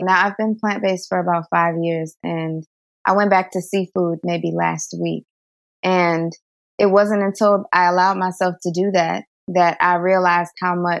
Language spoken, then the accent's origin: English; Bronx, New York, United States; also born or lived in New Jersey; I was born in New Jersey. I don't remember any of that. And then we moved to the Bronx, and that's where I lived for the first few years of my life.